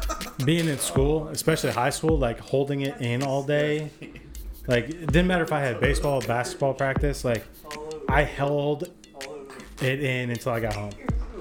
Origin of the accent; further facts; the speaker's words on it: New York, United States; now in Oklahoma City, United States; growing up in New York